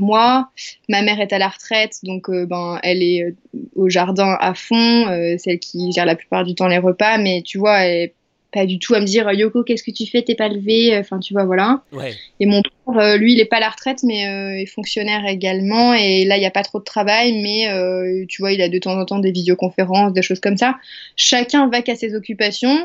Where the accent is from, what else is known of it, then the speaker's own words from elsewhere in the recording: Angers, Pays de la Loire, France; moved away; je suis à Angers, euh, ma terre natale, dans ma chambre de petite fille